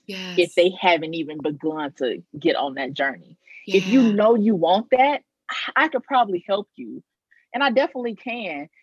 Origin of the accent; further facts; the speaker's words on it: Arkansas, United States; also born or lived in Maryland; now in New Orleans, United States; I'm originally from Arkansas, so getting back closer to home